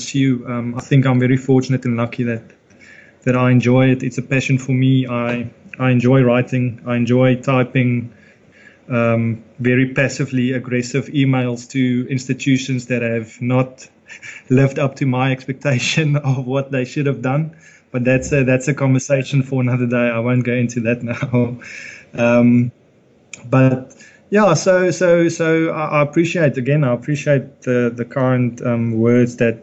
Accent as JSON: {"language": "English", "town": "Nelspruit", "region": "Mpumalanga", "country": "South Africa", "tie": "born or raised there", "said": "We grew up in Nelspruit. We were very fortunate to have a wonderful childhood"}